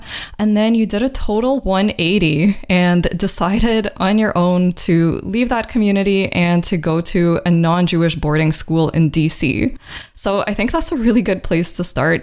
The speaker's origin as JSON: {"language": "English", "country": "Ukraine", "tie": "born or raised there", "moved": "yes", "said": "I grew up in Ukraine, where it was actually really anti-Semitic"}